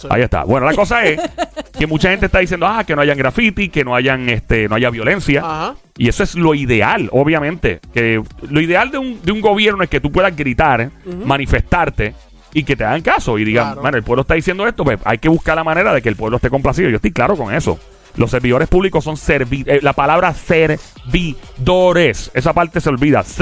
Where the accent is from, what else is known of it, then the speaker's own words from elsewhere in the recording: Puerto Rico; yo soy ex diáspora puertorriqueña